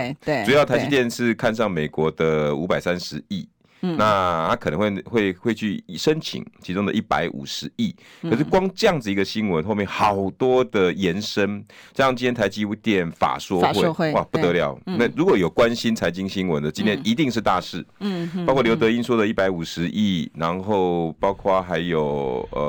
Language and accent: Chinese; Tucheng, New Taipei, Taiwan; 我今天想要先讲一件我故乡的事，土城